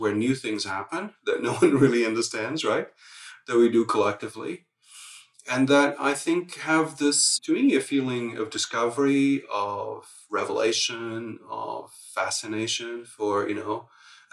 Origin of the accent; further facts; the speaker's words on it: Lisbon, Portugal; moved away; I grew up in Lisbon in Portugal at a time where the whole society was turning over